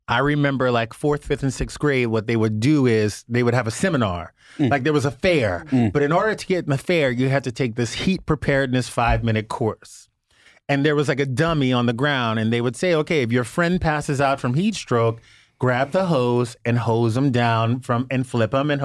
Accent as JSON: {"language": "English", "region": "the South", "country": "United States", "tie": "born or raised there", "lives_now": "Los Angeles, United States", "said": "So growing up in the South, like when a heat wave hits L.A. and everyone like, it's 94 record temps."}